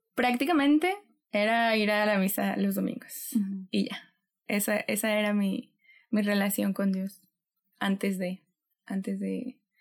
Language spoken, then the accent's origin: Spanish; Xalapa, Veracruz, Mexico; moved away as an adult; now in Monterrey, Mexico; Yo soy de Jalapa, Veracruz. Allá nací, allá crecí, de ahí es mi familia.